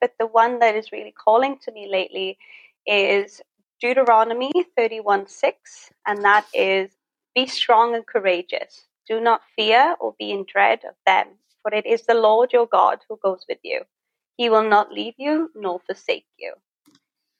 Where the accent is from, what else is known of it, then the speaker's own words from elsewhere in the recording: Wales, United Kingdom; moved away as an adult; now in Thailand; I'm originally from Wales. And I moved here back in 2016